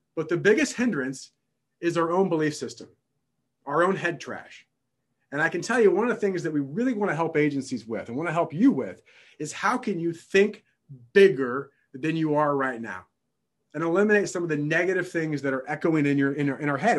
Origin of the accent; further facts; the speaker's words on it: downstate Illinois, United States; I'm born and raised in Illinois and not Chicago, Illinois, downstate Illinois